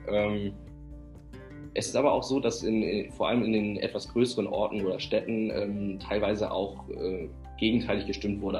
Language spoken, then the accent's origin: German; Southern Denmark, Denmark; Süddänemark in Betracht ziehen, wo ich ja herkomme. Äh, meine Heimat